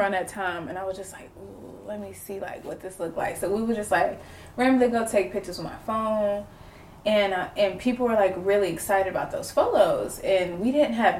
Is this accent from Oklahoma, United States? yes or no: yes; Tulsa, Oklahoma, United States; I'm from Tulsa, Oklahoma. North Tulsa.